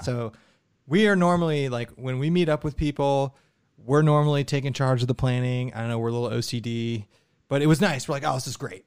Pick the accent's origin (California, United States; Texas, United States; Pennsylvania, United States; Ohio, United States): Ohio, United States; we're from Ohio